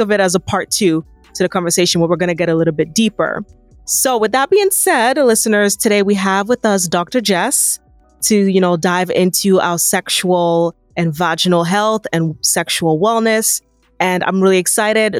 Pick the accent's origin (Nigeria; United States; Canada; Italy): Nigeria; moved away; being an African woman, being a Nigerian woman